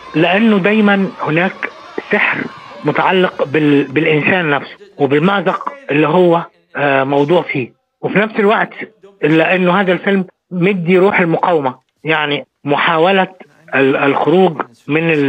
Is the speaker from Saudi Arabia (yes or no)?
no; Cairo, Cairo Governorate, Egypt; عندنا في القاهره